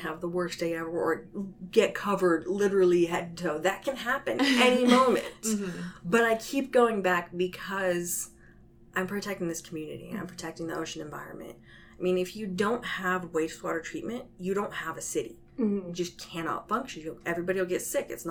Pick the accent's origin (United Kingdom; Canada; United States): United States; San Jose, California; also born or lived in Portland, Oregon; I'm originally from San Jose, so I grew up around here